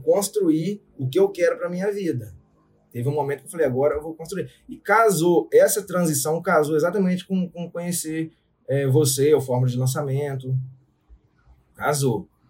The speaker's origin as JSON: {"language": "Portuguese", "town": "São José de Ubá", "region": "Rio de Janeiro", "country": "Brazil", "accent": "mineiro", "moved": "as an adult", "lives_now": "Vila Velha, Brazil", "said": "São José de Ubar, interior do Rio de Janeiro. Muito pequenininho, próximo a Itaperuna."}